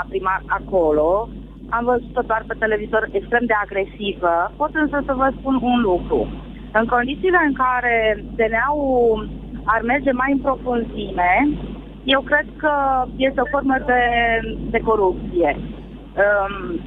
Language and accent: Romanian; Galați, Galați County, Romania; eu nu sunt din Craiova, sunt din Galați